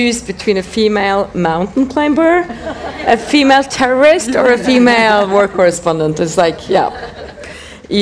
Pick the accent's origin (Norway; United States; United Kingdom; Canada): Norway; I grew up in Norway